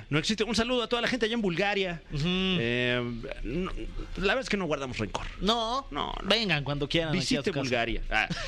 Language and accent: Spanish; Mexico; pues somos mexicanos